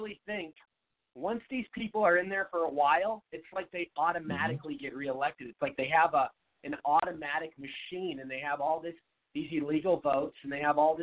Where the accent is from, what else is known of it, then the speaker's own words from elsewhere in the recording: Seattle, Washington, United States; moved away as an adult; now in Arizona, United States; I live in Arizona now. I've lived in Arizona about 7 years, but I'm originally from Seattle.